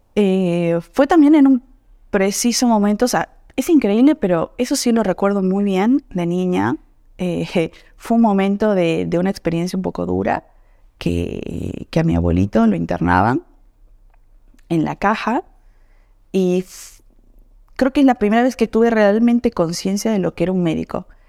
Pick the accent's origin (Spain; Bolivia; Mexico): Bolivia; now in Argentina; Como boliviana